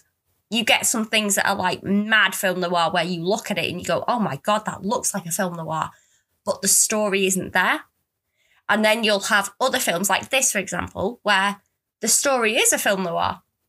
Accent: United Kingdom; that could be because I'm British and we've been brought up on these films.

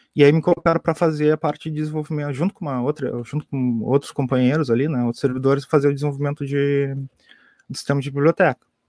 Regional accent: Pelotas, Rio Grande do Sul, Brazil; eu sou aqui de Pelotas também

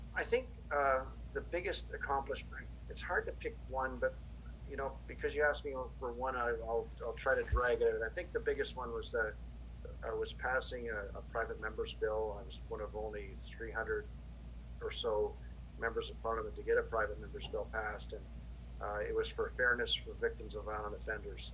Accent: Kingston, Ontario, Canada; moved away; also born or lived in Hamilton area, Ontario; my hometown is Kingston. I was born there.

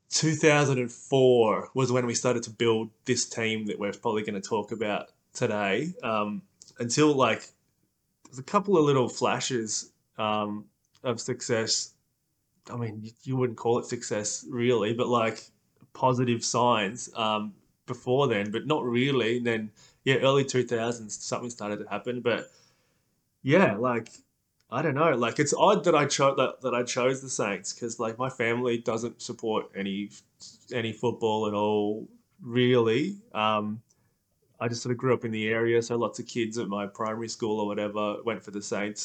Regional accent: Melbourne, Victoria, Australia; at the time that I was growing up around the Moorabbin sort of Bayside area

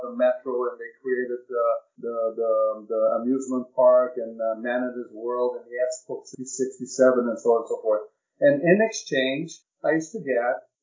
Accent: Rio de Janeiro, Brazil; moved away as an adult; also born or lived in Montreal, Canada; I grew up in Rio de Janeiro, Dutch parents.

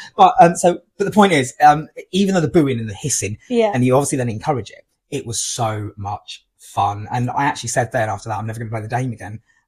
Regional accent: East of England, United Kingdom; To me, it's a mountain because I'm from Norfolk, and in Norfolk, it's just completely flat.

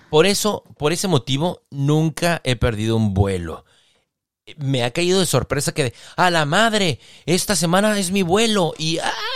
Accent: Mexicali, Baja California, Mexico; De Mexicali

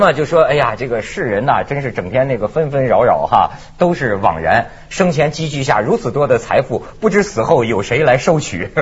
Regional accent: Shijiazhuang, Hebei, China; now in Hong Kong, China; 我的老家，在石家庄

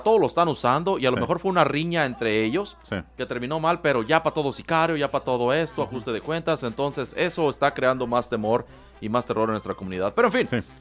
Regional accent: Mexico; cómo somos los mexicanos

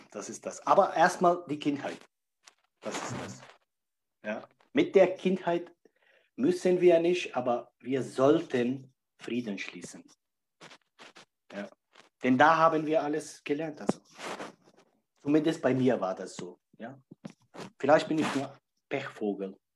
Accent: Czechia; born there; Mein Körper wurde in Tschechien geboren, 41 Jahre, jung ist mein Körper.

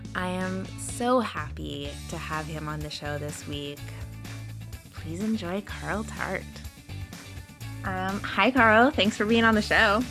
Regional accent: Canada; I'm Canadian

